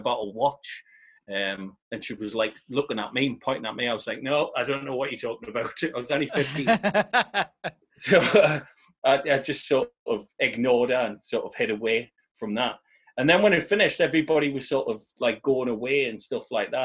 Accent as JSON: {"language": "English", "town": "South Shields", "region": "North East England", "country": "United Kingdom", "said": "we're from South Shields"}